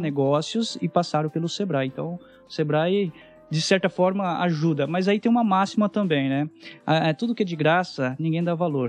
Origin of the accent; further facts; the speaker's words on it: Palmeira d'Oeste, São Paulo, Brazil; moved away; Venho de uma família bem humilde no interior de São Paulo, uma cidade que tem 9 mil habitantes